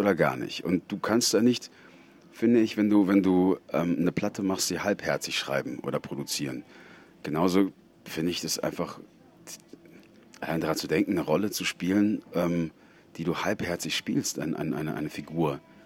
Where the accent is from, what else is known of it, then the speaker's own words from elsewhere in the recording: Bavaria, Germany; ich komme ja aus Bayern. Da haben wir kein Meer.